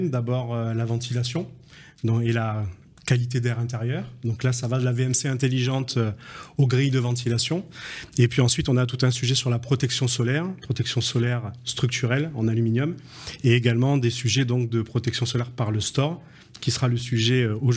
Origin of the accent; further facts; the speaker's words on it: Belgium; Restons français, même si nous sommes belges.